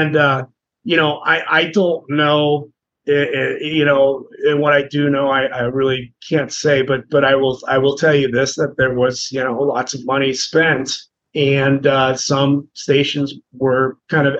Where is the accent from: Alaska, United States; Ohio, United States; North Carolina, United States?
Ohio, United States; Cincinnati; I grew up in Cincinnati